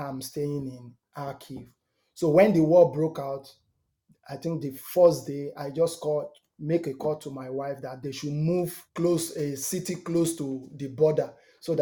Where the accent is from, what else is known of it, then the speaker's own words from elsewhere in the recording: Nigeria; moved away as an adult; also born or lived in Ukraine / Ireland / Germany / Poland; now in Kilmarnock, United Kingdom; I'm from Nigeria, and I flew from Nigeria. I went to Ukraine for a football trial. That was 2006